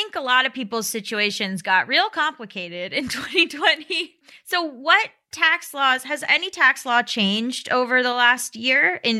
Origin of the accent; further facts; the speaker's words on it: Florida, United States; I'm from Florida.